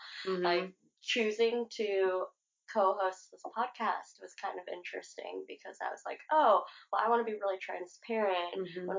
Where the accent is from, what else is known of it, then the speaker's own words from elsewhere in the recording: Vancouver, Washington, United States; moved away as an adult; also born or lived in Canada; I grew up in Vancouver. Okay. In Vancouver, Washington, mm-hmm. which is very, very white.